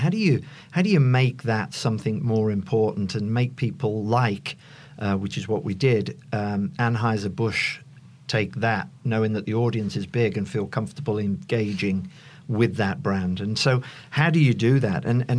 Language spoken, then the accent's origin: English; Ireland; Not to bring, being an Irishman